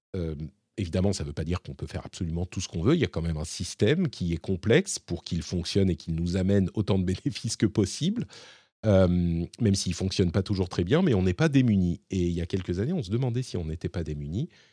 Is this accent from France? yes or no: yes; France; chez nous, en France